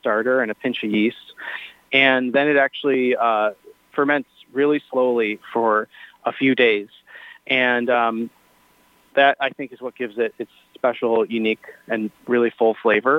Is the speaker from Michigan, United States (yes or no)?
yes; Michigan, United States; also born or lived in New York; I'm from Michigan